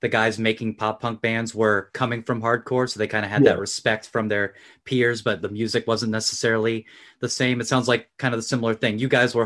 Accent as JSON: {"language": "English", "town": "Pomona", "region": "California", "country": "United States", "tie": "born or raised there", "said": "growing up in Pomona"}